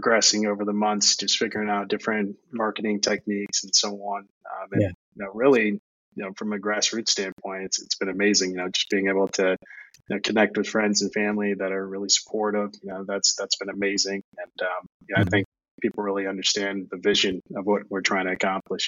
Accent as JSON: {"language": "English", "town": "Charlottesville", "region": "Virginia", "country": "United States", "said": "I'm from Charlottesville, Virginia"}